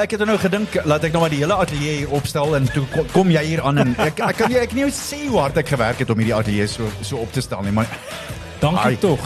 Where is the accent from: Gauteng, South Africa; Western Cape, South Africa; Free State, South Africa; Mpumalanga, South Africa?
Free State, South Africa; Ek is groot Vrystater